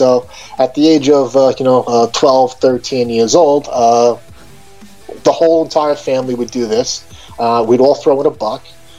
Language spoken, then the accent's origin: English; Long Island, New York, United States; So I guess full disclosure, I grew up and live on Long Island, New York.